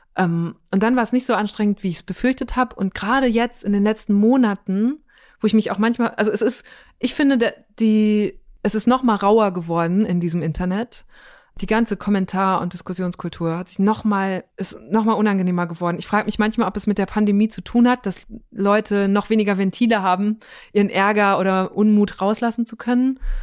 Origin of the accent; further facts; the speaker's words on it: Münsterland, North Rhine-Westphalia, Germany; now in Berlin, Germany; in meiner Heimat im Münsterland